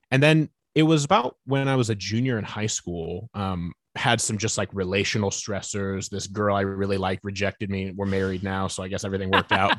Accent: Fort Wayne, Indiana, United States; now in Nashville, United States; I grew up in Northeast Indiana, uh, Fort Wayne, second largest city up in Indiana

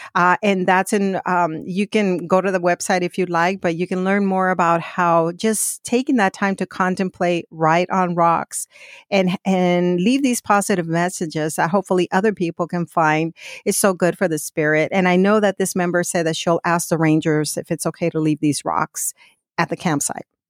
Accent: Phoenix, Arizona, United States; I grew up in Phoenix

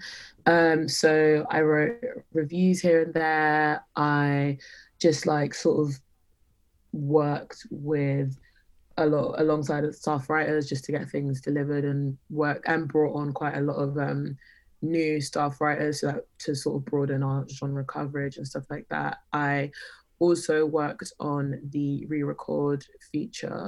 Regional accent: London, United Kingdom; I grew up in North London. I've lived in London my whole life

